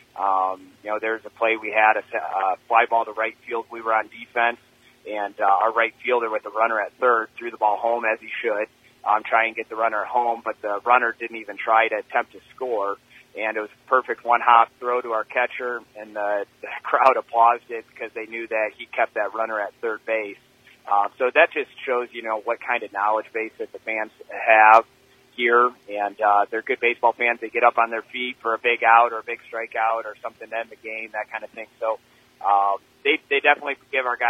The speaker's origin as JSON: {"language": "English", "region": "Michigan", "country": "United States", "said": "we're from Michigan"}